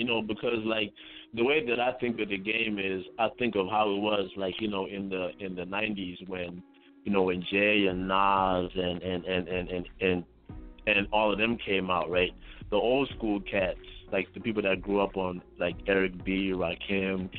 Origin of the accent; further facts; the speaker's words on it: Zimbabwe; now in North Carolina, United States; I'm from Zimbabwe. So I grew up in Zimbabwe